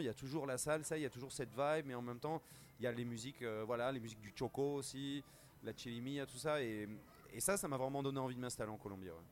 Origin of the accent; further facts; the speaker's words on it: Bordeaux, Nouvelle-Aquitaine, France; j'ai grandi à Bordeaux en, écoutant des musiciens guinéens, sénégalais